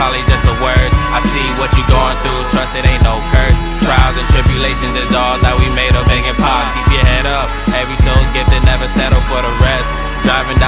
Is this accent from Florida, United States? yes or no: yes; Broward County, Florida, United States; I'm just came from Broward